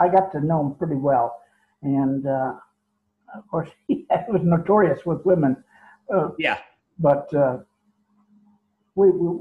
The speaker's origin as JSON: {"language": "English", "town": "San Francisco", "region": "California", "country": "United States", "tie": "born or raised there", "said": "San Francisco, my hometown"}